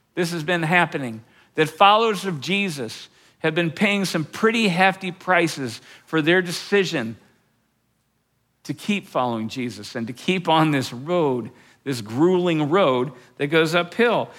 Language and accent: English; Fort Collins, Colorado, United States; my hometown of Fort Collins